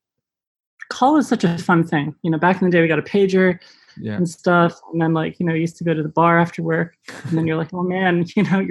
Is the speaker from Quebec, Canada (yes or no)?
no; Richmond Hill, Ontario, Canada; moved away as an adult; also born or lived in Auckland, New Zealand; growing up in Richmond Hill